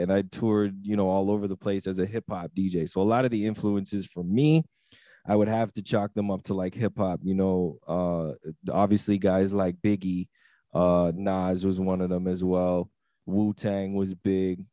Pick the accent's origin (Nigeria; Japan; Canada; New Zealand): Canada; Toronto, Ontario; being from Toronto and growing up in Toronto